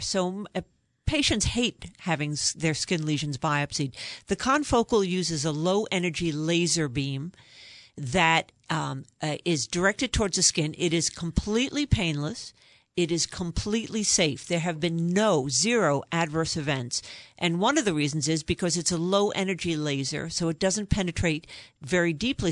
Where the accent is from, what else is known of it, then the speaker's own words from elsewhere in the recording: New York, United States; I'm originally from New York. You can probably tell from my accent